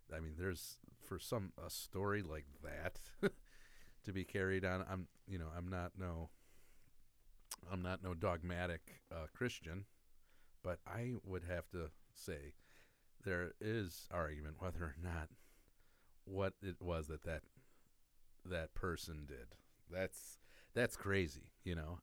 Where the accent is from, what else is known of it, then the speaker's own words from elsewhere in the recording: Bridgeview, Illinois, United States; also born or lived in Tinley Park, Illinois; I grew up in Bridgeview.